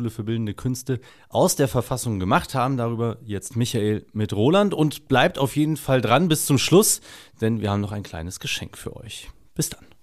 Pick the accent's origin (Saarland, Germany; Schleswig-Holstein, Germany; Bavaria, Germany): Saarland, Germany; Wir zwei als Saarländer stehen auf dem Grunde nicht nur unseres Grundgesetzes in Deutschland, sondern auch auf der saarländischen Landesverfassung.